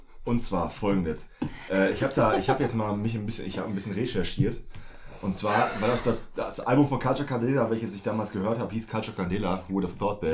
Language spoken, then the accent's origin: German; Germany; meiner Heimatstadt in Selben